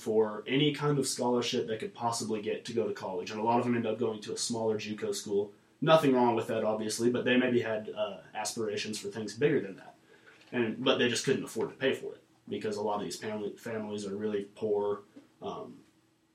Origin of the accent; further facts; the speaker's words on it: Tulsa, Oklahoma, United States; also born or lived in Nowata, Oklahoma; I was born in Tulsa, Oklahoma. Lived there till I was about 12